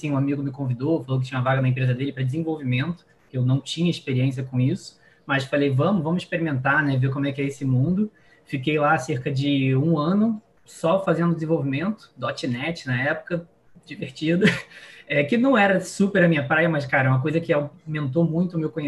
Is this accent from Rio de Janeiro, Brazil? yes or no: yes; Niterói, Rio de Janeiro, Brazil; moved away as an adult; also born or lived in São Paulo; Eu que sou aqui do Rio, de Niterói